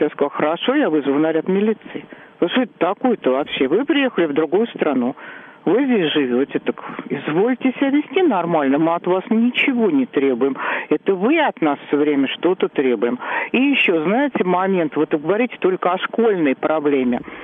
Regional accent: Moscow, Russia; я сверхкоренная москвичка

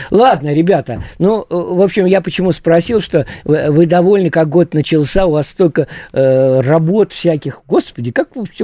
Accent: Saint Petersburg, Russia; Ну, а я тоже из Петербурга.

